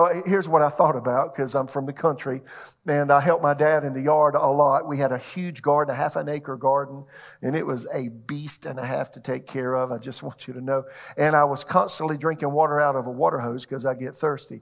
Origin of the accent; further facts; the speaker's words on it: Florence, South Carolina, United States; moved away as an adult; also born or lived in Tulsa, Oklahoma; my hometown, Florence, South Carolina